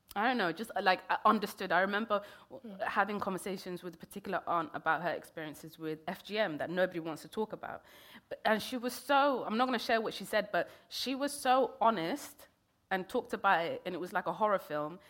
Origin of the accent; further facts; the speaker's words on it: London, United Kingdom; also born or lived in Kenya; I grew up in London